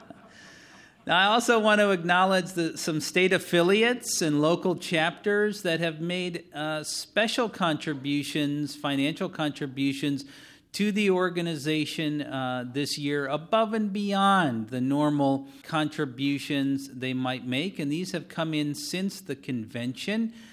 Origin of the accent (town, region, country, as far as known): Wisconsin, United States